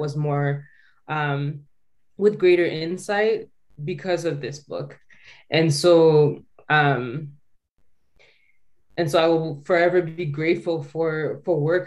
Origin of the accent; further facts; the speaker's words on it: Calgary, Alberta, Canada; a quiet girl growing up in Calgary